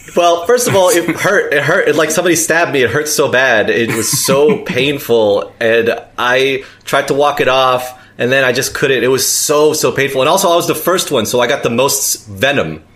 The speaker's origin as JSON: {"language": "English", "town": "New York City", "region": "New York", "country": "United States", "said": "I'm from New York City"}